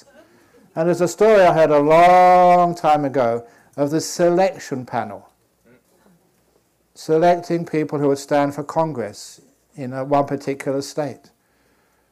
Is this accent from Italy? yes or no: no; England, United Kingdom; moved away; I was born in England